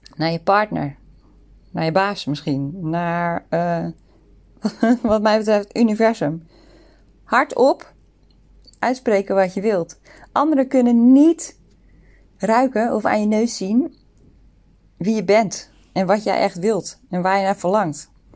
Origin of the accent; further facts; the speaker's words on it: Netherlands; moved away as an adult; also born or lived in Sydney, Australia; now in Singapore; we komen uit Nederland. Alle drie